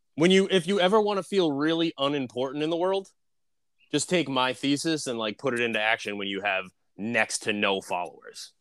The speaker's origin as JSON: {"language": "English", "region": "Northeast", "country": "United States", "said": "I'm also from the Northeast"}